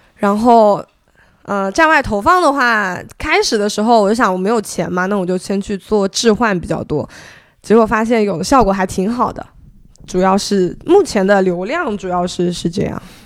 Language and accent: Chinese; Zhejiang, China; also born or lived in Beijing; now in Hangzhou, China; 我前面两份，哦，前面有三份工作的经历， 然后分别是在字节跳动，北京话在字节跳动， 然后后面我选择回了杭州，因为我是浙江人